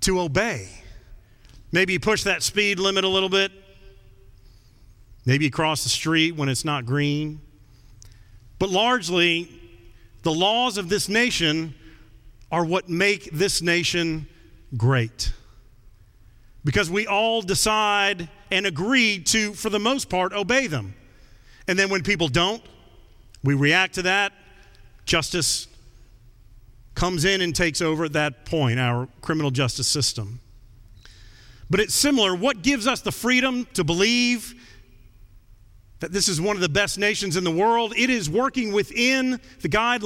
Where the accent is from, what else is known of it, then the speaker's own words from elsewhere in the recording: United States; I'm an American